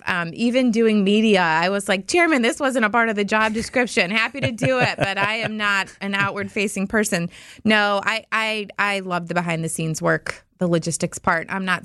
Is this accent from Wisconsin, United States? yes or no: yes; Baraboo, Wisconsin, United States; My hometown is a nice little safe, wonderful community just off Devil's Lake, farm town at heart, but with a lot of flair. And I think it's a great community to grow up in.